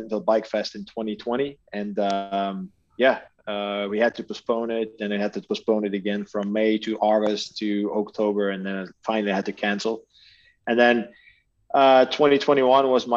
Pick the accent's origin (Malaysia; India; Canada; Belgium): Belgium; Aalter, Flanders; I'm in Belgium, so Alter, you guys remember from the World Cups, that's my hometown